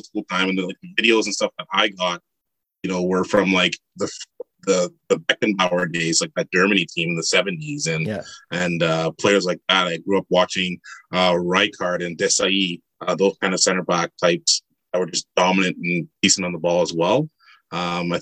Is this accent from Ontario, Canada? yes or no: no; Montreal, Quebec, Canada; now in Ottawa, Canada; I'm originally from Montreal, and started playing in the local, inner city soccer, house league soccer when I was 3-4 years old